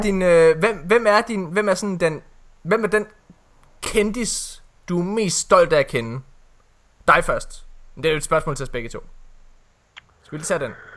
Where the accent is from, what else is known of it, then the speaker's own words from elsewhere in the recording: West Jutland, Central Denmark Region, Denmark; hele min nationalitet som vestjyde